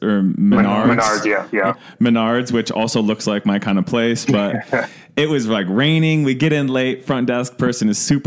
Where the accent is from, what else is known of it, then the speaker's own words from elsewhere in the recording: Cleveland, Ohio, United States; now in Denver, United States; I'm from Cleveland, went home to visit family